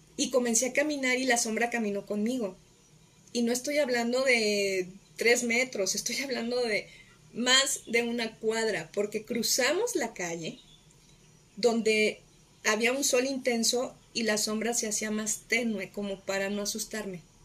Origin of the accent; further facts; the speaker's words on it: Guadalajara, Jalisco, Mexico; la prepa, la hice en Prepa Jalisco, Prepa 1 de la Universidad de Guadalajara